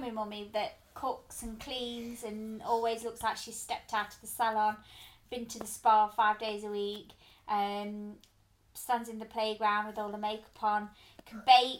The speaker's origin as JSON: {"language": "English", "town": "Derby", "region": "East Midlands", "country": "United Kingdom", "tie": "born or raised there", "said": "I grew up in Derby, lived with my dad, just me and my dad"}